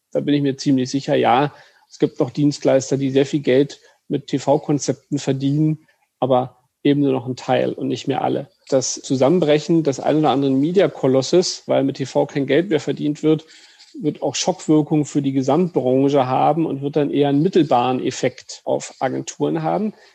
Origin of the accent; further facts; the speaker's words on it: Brandenburg, Germany; Ich bin äh, geborener Brandenburger